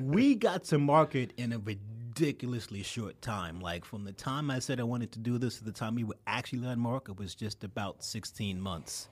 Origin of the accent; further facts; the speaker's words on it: New York City, New York, United States; also born or lived in Brooklyn; I'm a native son. I grew up in Queens.